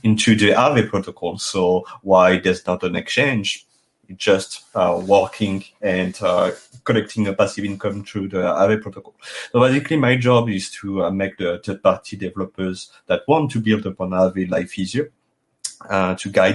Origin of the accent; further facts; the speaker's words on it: France; accent: thick French; English is a second language; As you can hear it with my thick accent, it's impossible to hide that I'm French.